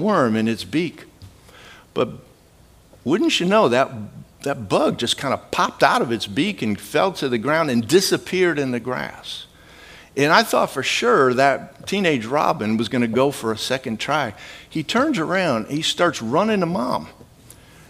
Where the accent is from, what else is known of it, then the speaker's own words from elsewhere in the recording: Midwest, United States; I grew up in the Midwest